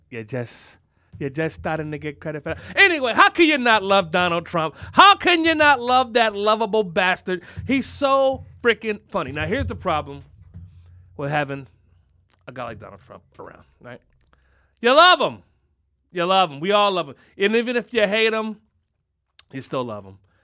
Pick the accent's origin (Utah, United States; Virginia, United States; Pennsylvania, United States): Pennsylvania, United States; Philadelphia; I'm from Philadelphia